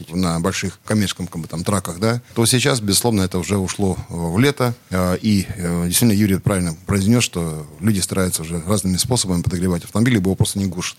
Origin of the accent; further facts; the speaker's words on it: Siberia, Russia; Я родился в Сибири